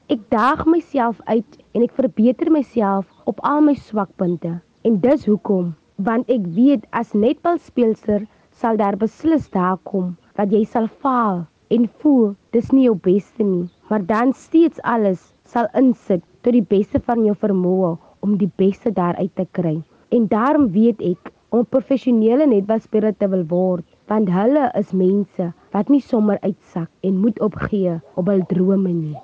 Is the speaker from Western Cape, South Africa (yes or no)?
yes; Vredendaal, Western Cape, South Africa; Ek is gebore in Vredendaal